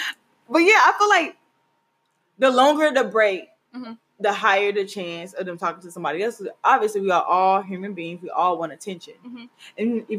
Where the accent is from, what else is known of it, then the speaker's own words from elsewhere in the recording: Mississippi, United States; moved away; my hometown. Shout out Mississippi.